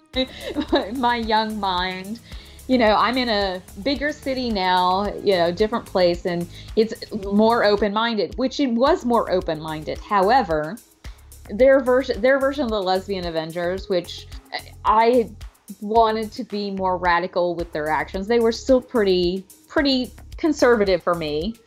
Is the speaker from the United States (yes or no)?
yes; Alabama, United States; moved away as an adult; also born or lived in California / New York; now in New York City, United States; I'm originally from California, but I moved to Alabama when I was four